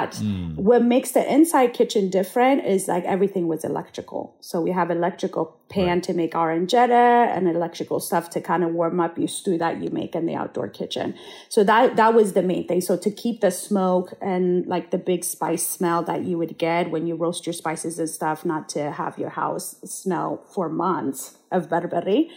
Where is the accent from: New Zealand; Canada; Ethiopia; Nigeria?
Ethiopia; Addis Ababa; now in Santa Barbara, United States; I was born and raised in Addis Ababa